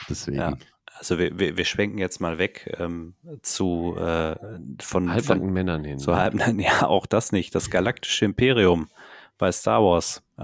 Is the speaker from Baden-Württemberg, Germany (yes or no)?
no; Ruhr area, North Rhine-Westphalia, Germany; bei uns im Pott.